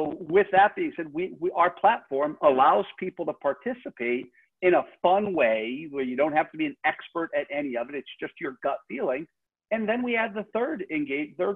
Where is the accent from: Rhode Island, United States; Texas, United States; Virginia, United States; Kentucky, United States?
Rhode Island, United States; I grew up in Rhode Island, so I'm a Red Sox fan.